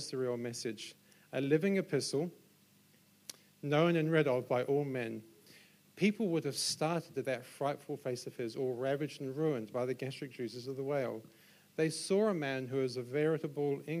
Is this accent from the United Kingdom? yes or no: yes; Solihull, West Midlands, United Kingdom; also born or lived in London; now in Auckland, New Zealand; I then moved back to my hometown in Solihull in England, which is 100 miles northwest of London.